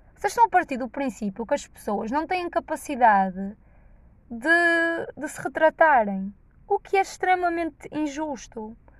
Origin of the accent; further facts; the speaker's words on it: Norte, Portugal; accent: nortenho; Os boetas gostam de gozar com o meu sotaque nortenho